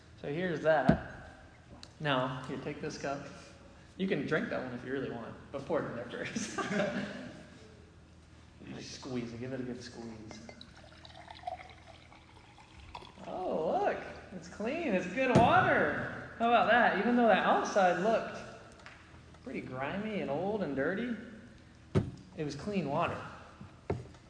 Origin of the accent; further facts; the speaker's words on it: Charlotte, North Carolina, United States; moved away as an adult; now in Chicago, United States; I am from Charlotte, North Carolina, so I'm not from this area at all.